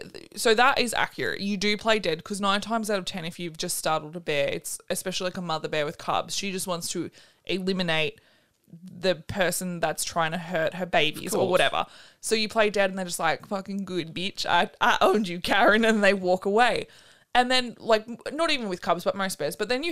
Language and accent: English; Florida, United States; We're from Florida. We don't know about this stuff.